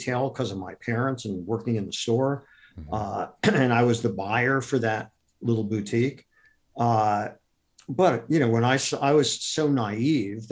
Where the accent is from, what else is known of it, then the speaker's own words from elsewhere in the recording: Akron, Ohio, United States; I grew up in Akron, Ohio